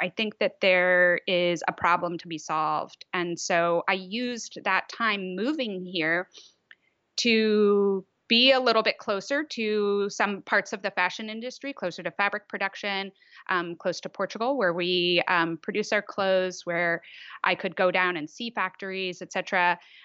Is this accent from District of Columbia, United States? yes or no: yes; Washington, District of Columbia, United States; moved away as an adult; now in Netherlands; I am truly from D C. Um, yeah, so I, yeah, I, similarly, I was there until I was eighteen